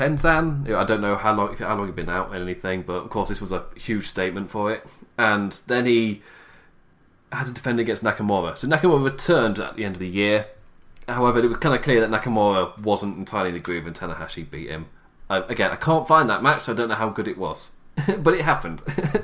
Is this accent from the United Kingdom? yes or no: yes; England, United Kingdom; I'm English